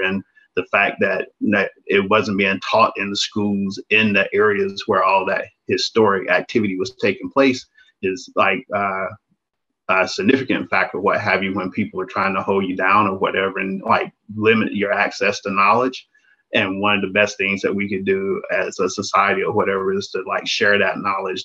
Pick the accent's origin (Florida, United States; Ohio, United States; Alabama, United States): Alabama, United States; small town in southeast; moved away as an adult; spent like 18 years growing up in Alabama